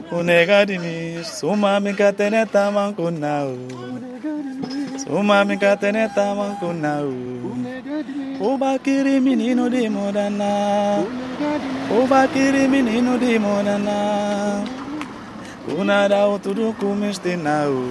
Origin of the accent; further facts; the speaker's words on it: Catio, Tombali, Guinea-Bissau; C'est là-bas